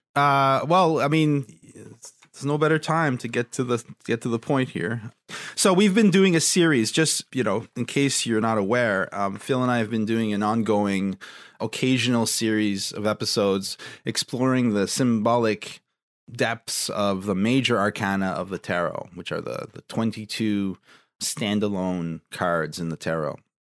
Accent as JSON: {"language": "English", "region": "Ontario", "country": "Canada", "tie": "born or raised there", "said": "my home province"}